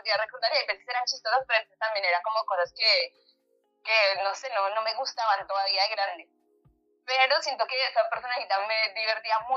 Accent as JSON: {"language": "Spanish", "country": "Colombia", "moved": "as an adult", "lives_now": "Argentina"}